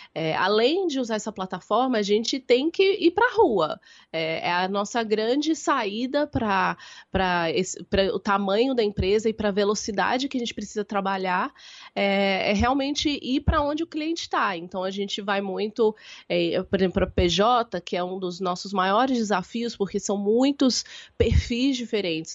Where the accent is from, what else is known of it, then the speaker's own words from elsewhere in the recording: Belo Horizonte, Minas Gerais, Brazil; moved away as an adult; now in São Paulo, Brazil; Eu nasci em Belo Horizonte, então eu sou sua conterrânea. Nós, nós somos da mesma cidade. É, eu, então, eu sou de Belo Horizonte, eu moro em São Paulo tem mais ou menos 10 anos. É, vim para fazer faculdade